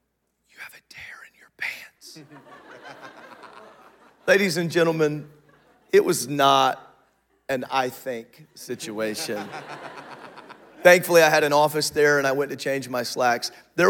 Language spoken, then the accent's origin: English; Illinois, United States; moved away as an adult; also born or lived in Indianapolis, Indiana / Ohio; I'm an Illinois boy raised here